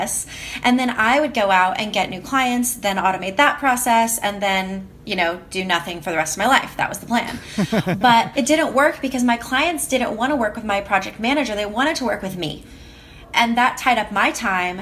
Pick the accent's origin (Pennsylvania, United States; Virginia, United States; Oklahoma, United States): Oklahoma, United States; Oklahoma City; moved away as an adult; moving back to the US and moving back to Oklahoma City, my hometown